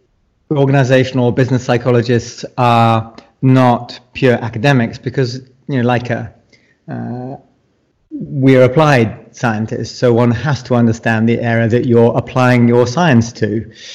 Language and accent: English; United Kingdom; also born or lived in Shanghai, China; now in Malaysia; I'm a British psychologist.